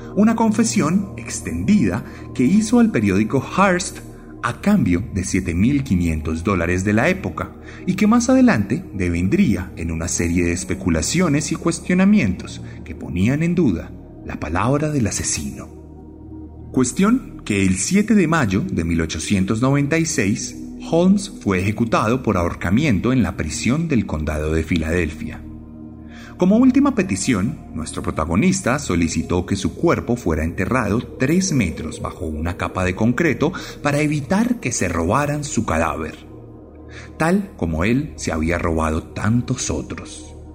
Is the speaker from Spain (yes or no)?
no; Colombia; en mi país